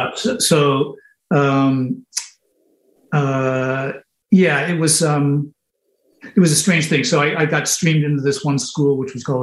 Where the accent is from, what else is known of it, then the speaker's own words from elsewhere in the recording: Montreal, Quebec, Canada; born there; also born or lived in Ottawa / Malvern, England / Sardinia; And I was born in Montreal, and then we moved to like Mont Apica, Centralia, Clinton.